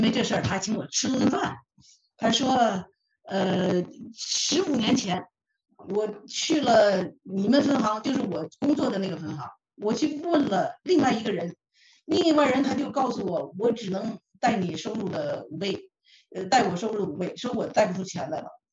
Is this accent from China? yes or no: yes; Northeast China, China; moved away as an adult; now in Canada; 我是东北人哈，就说这话叫捡漏儿，我是经常捡漏儿